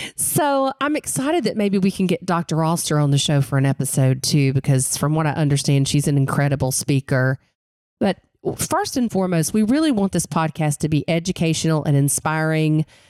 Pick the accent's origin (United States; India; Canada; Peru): United States; Western North Carolina; I grew up in the mountains of Western North Carolina